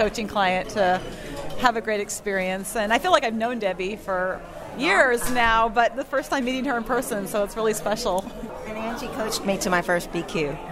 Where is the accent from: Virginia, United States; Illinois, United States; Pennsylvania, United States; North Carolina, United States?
Illinois, United States; Chicago; I'm from the Chicago area